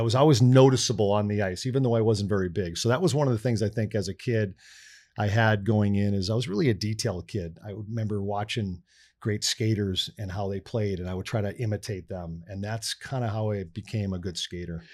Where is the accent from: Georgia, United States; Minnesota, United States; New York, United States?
Minnesota, United States; North St. Paul; moved away; growing up in North Saint Paul